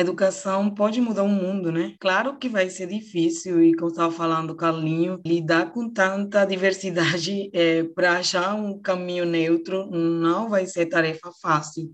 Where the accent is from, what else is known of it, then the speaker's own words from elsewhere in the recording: Venezuela; Portuguese is a second language; now in Roraima, Brazil; O teatro de povinho lá no meu país é que todo mundo se conhece